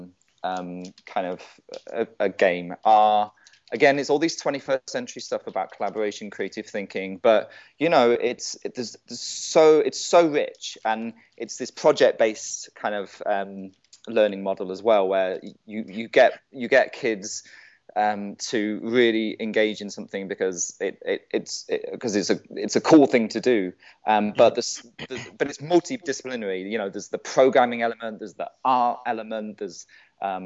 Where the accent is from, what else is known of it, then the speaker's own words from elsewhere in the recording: United Kingdom; as a British person